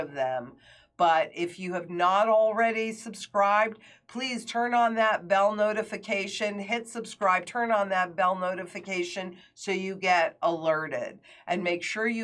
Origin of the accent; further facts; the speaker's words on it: Kingston, New York, United States; moved away; Kingston, New York, my hometown